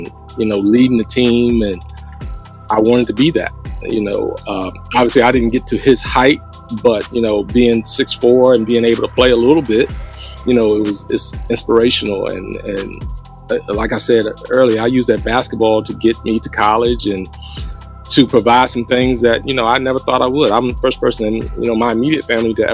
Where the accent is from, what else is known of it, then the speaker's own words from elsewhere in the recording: Hurt, Virginia, United States; my hometown